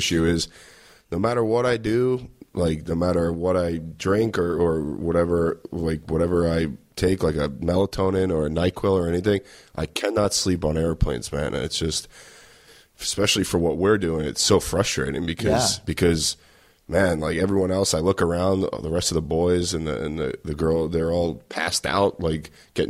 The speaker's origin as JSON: {"language": "English", "town": "Queens", "region": "New York", "country": "United States", "said": "I'm from Queens."}